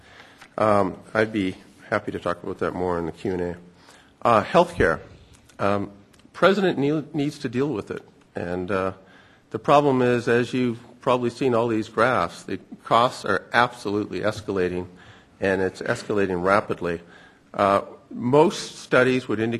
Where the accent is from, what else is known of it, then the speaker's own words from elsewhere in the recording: Canada; moved away; also born or lived in United States / United Kingdom; as a Canadian